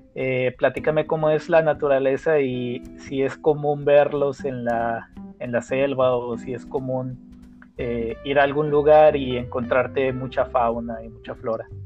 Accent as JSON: {"language": "Spanish", "country": "Mexico"}